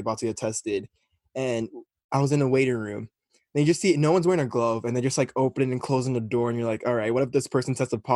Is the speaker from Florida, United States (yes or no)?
yes; Florida, United States; moved away as an adult; I was from Florida